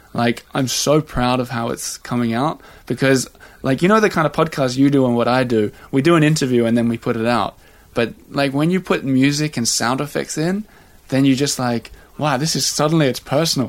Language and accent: English; Australia; now in Paris, France; as an Australian with a Swedish wife living in Paris